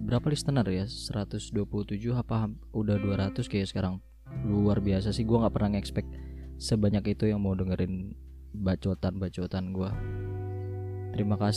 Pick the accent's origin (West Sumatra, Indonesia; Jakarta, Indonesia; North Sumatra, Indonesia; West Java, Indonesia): Jakarta, Indonesia; now in Jember, Indonesia; sama halnya kayak kayak gue orang Jakarta dulu yang ngecengin orang-orang Jawa karena gini perbedaan kultur dan budaya di Jakarta dan di Jember itu luar biasa berbeda